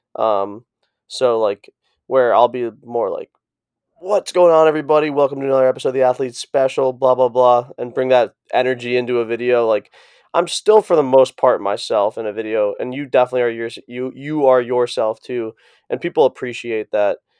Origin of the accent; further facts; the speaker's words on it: East Coast, United States; moved away; also born or lived in Boulder; I'm from the East Coast